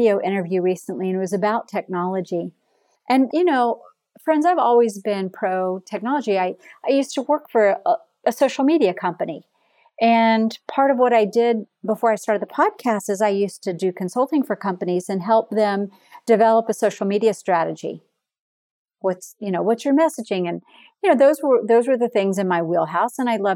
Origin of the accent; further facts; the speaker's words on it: Florida, United States; I am from Florida.